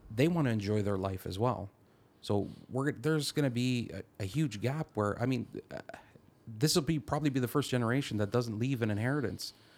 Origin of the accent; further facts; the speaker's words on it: Caledon, Ontario, Canada; I'm from the Caledon area, and Caledon is known for the mo, probably the most around, amount of red tape in the G T